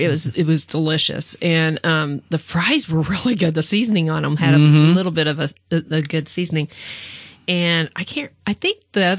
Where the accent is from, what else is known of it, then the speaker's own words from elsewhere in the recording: Missouri, United States; I'm from Missouri.